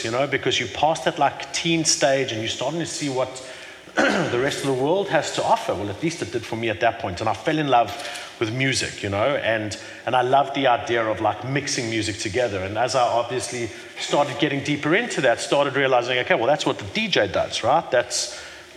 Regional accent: Johannesburg, Gauteng, South Africa; now in Cape Town, South Africa; I was born in Johannesburg, in Hillbrow, you know, many years ago, 40 years ago

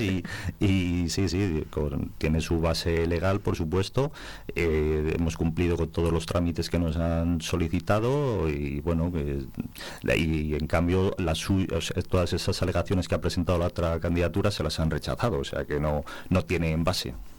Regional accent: Cabezuela, Castile and León, Spain; now in Valverde del Majano, Spain; de ser de Cabezuela, identificarme y que me identifiquen con, con mi pueblo de nacimiento

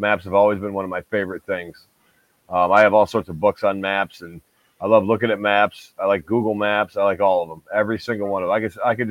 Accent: upstate New York, United States; I don't live in New York City. I live in upstate New York.

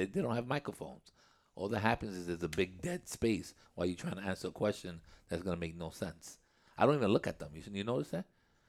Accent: England, United Kingdom; I'm English. My English and my Spanish are horrible, so you better beware.

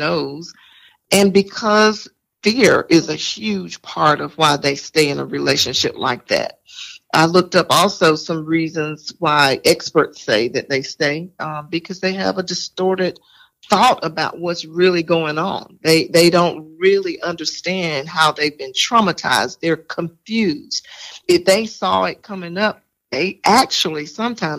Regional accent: Greenville, South Carolina, United States; moved away as an adult; now in Spartanburg, United States; I am from Greenville, South Carolina. I live now here in Spartanburg, South Carolina

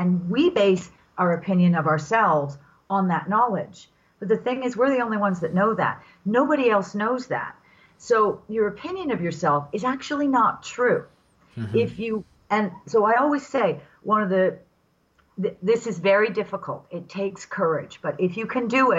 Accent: England, United Kingdom; I was raised in England after the Second World War by parents who lived through the Second World War

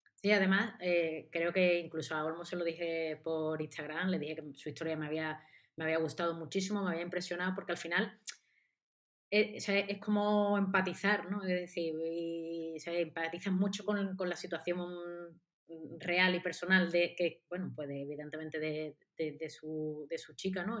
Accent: Seville, Andalusia, Spain; yo soy de Sevilla y vivo en Sevilla

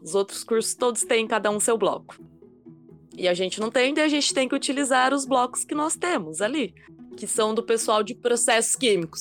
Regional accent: Toledo, Paraná, Brazil; sou aqui então de Toledo mesmo, moro e estudo aqui

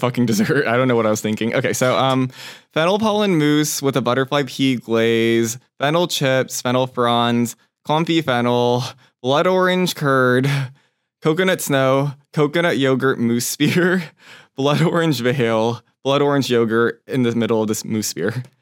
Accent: Torrance, California, United States; also born or lived in Taipei, Taiwan; So, I was born in Taipei, Taiwan, when, and then when I was one, we moved over to Torrance, California, where I spent a, probably, like, fifteen years of my life

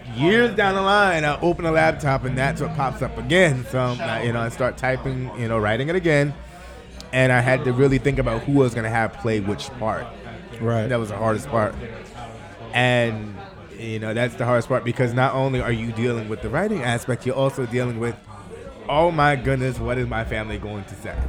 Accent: Southampton, New York, United States; I grew up in Southampton, went to school in Southampton

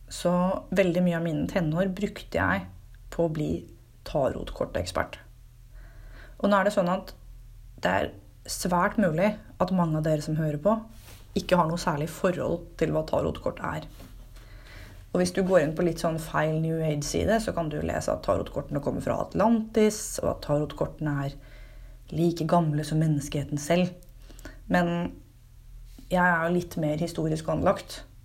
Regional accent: Fredrikstad, Østfold, Norway; Fredrikstad, der jeg kommer fra

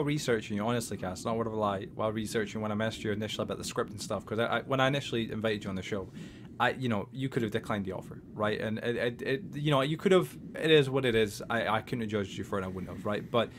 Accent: Scotland, United Kingdom; accent: Scottish; back then I am Scottish, but I've really made a huge effort in trying to lose the accent

